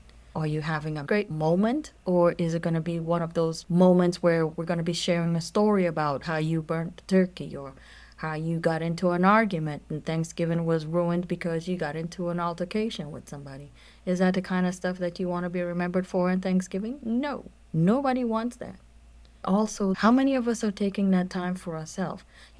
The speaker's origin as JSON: {"language": "English", "country": "U.S. Virgin Islands", "said": "if you are listening to this podcast for the first time, I am from the Virgin Islands, okay? And that is a very beautiful culture, right?"}